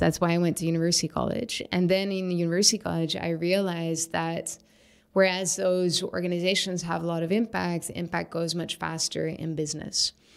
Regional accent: Syria; moved away; I was building houses when I was a kid growing up in Syria with rocks and mud and sticks and stones

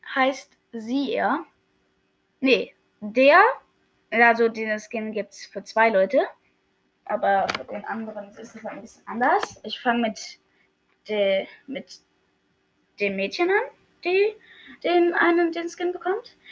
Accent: Germany; Ich bin Deutscher

